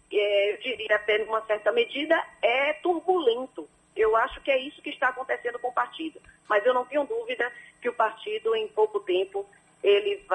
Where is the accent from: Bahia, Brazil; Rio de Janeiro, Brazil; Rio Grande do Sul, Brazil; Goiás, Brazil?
Bahia, Brazil; Salvador; eu nasci em Salvador